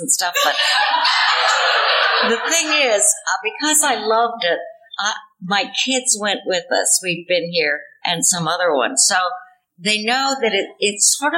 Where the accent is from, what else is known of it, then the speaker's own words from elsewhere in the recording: Chicago, Illinois, United States; moved away; also born or lived in Indiana / Virginia; I was born in Chicago